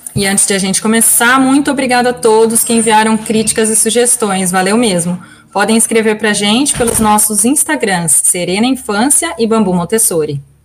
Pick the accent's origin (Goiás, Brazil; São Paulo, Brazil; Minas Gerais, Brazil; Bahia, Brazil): São Paulo, Brazil; São Carlos; moved away as an adult; now in United States; Sou originalmente de São Carlos, é para onde a gente quer voltar logo mais